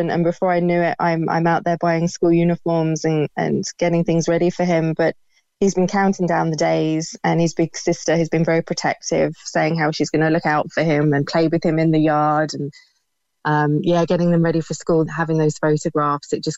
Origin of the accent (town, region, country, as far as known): United Kingdom; now in Ireland